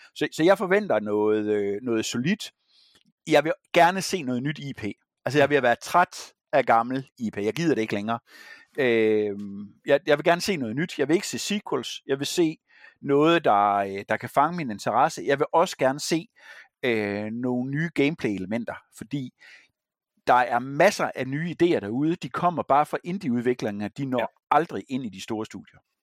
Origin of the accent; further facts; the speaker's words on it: Herning, Central Denmark Region, Denmark; moved away; min fødeby